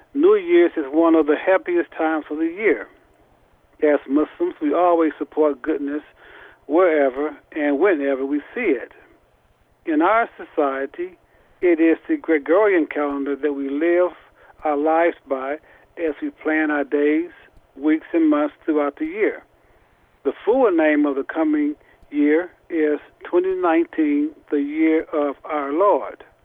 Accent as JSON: {"language": "English", "town": "Indianapolis", "region": "Indiana", "country": "United States", "said": "I'm from Indianapolis, Indiana and I'm the imam at the Nur Allah Islamic Center"}